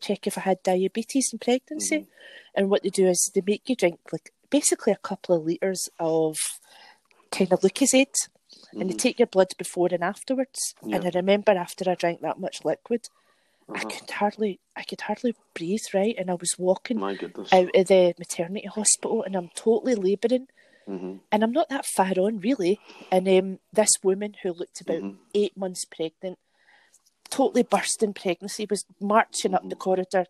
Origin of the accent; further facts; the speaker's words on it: Glasgow, Scotland, United Kingdom; I'm from Glasgow in the Knightswood area.